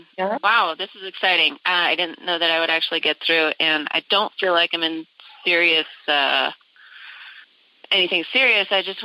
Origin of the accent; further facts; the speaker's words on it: San Diego, California, United States; I'm from San Diego.